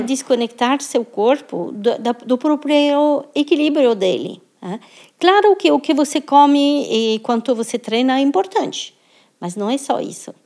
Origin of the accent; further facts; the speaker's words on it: France; now in Brazil; sou, sou francesa, morando no Brasil, sou brasileira também